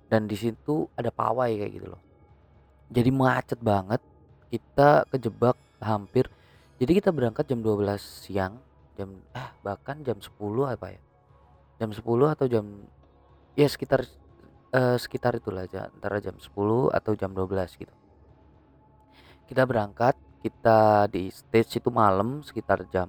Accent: Turen, East Java, Indonesia; Jadi kita dari Malang, Malang Selatan dari Turen ya, eh, tempat gua gitu.

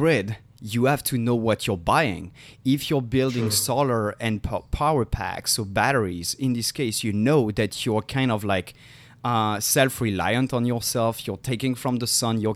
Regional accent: France; I'm from France

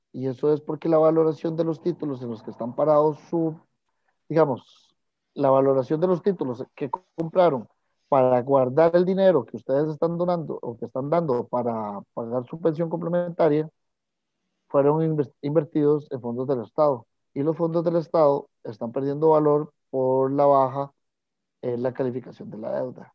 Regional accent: Costa Rica

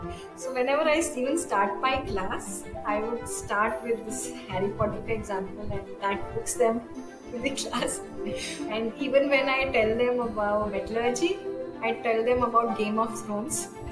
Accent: India; also born or lived in Chennai / Hyderabad / Secunderabad; I grew up all over India. So my father was in a transferable job. So I changed around 14 schools in 12 years. So I've stayed from JNK to the south, Chennai. I did my 10th, 11th, 12th in Hyderabad.

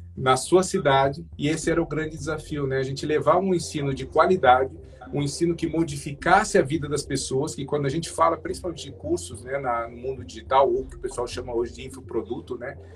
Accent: Brazil; eu sou brasileiro

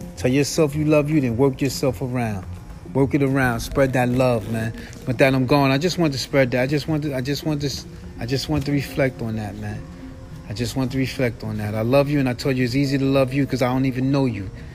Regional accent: New York City, New York, United States; moved away; I was from New York

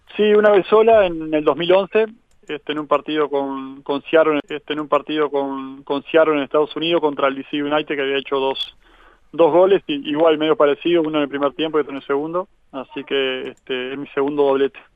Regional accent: Agraciada, Soriano, Uruguay; now in Carmelo, Uruguay; yo soy de Agraciada, que está a unos 80 kilómetros de Colonia, más allá que ahora vivo en Carmelo

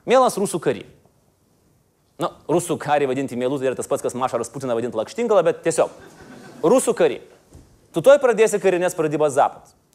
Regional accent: Lithuania; O mes lietuviai nenukabinkime nosis.

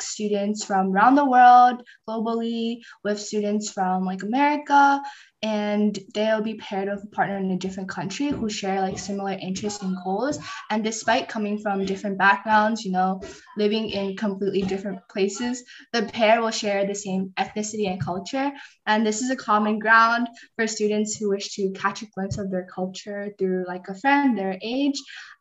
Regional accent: New York City, New York, United States; we are all from New York City

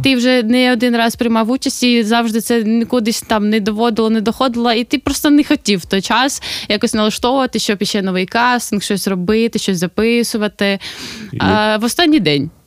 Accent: Sloviansk, Donetsk Oblast, Ukraine; now in Kolomyia, Ukraine; Я зі Слов'янська

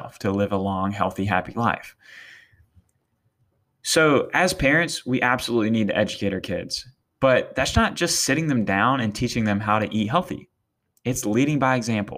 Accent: Eastern North Carolina, United States; moved away; I'm from Eastern North Carolina, and let me tell you, it's not the healthiest area. I love it to death, and I will be back there one day

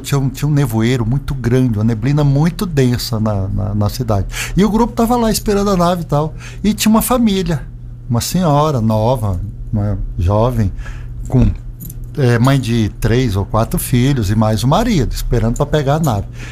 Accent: Brasília, Federal District, Brazil; now in Alto Paraíso, Brazil; Eu sou brasiliense de nascença, filho de servidores públicos

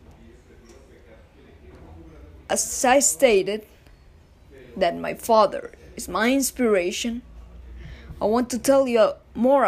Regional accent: Bogotá, Colombia; I am from Bogota City.

